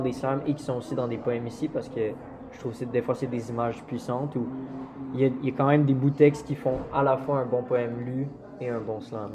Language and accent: French; Quebec City, Quebec, Canada; moved away as an adult; now in Montreal, Canada; je viens de Québec